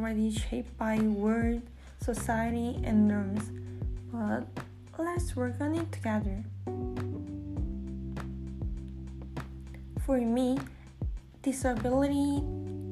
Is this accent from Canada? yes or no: no; South Korea; English is a second language; moved away as an adult; now in United States; I'm from South Korea. So English is not my mother tongue. It is my second language